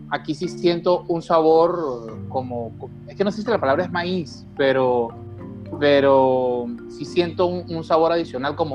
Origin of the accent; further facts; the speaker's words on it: Mexicali, Baja California, Mexico; yo le decía, vengo de Mexicali y estoy esperando aquí a, unos amigos